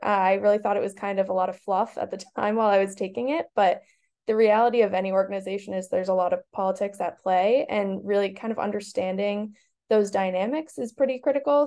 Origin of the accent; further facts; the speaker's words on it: Boston, Massachusetts, United States; I am from Boston and knew I wanted to stay because of family